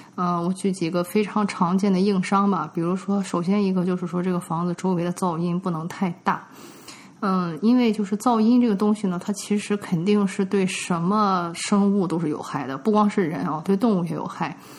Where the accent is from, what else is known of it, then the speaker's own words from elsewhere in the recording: China; now in United States; 我们中国人就会知道说这个大门一打开不能对着楼梯